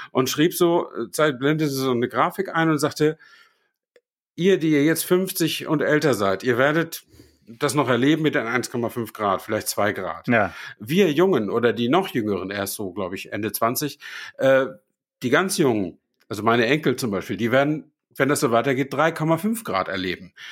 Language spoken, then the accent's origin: German; Flensburg, Schleswig-Holstein, Germany; fahre ich äh, nach Flensburg, äh, da wo ich herkomme.